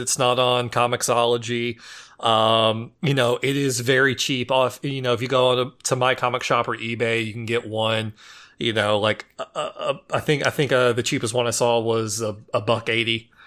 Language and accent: English; Memphis, Tennessee, United States; I know I'm I'm from Memphis